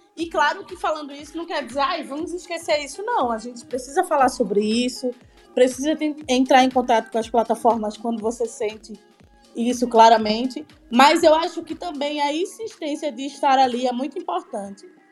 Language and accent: Portuguese; Recife, Pernambuco, Brazil; eu sou de Recife